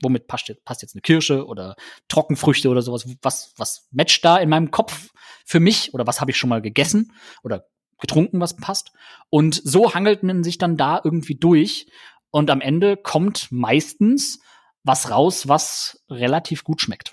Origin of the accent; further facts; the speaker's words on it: Germany; bei uns in Deutschland